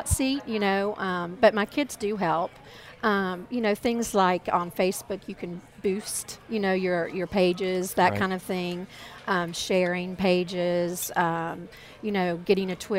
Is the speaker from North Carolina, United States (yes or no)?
yes; North Carolina, United States; I am from North Carolina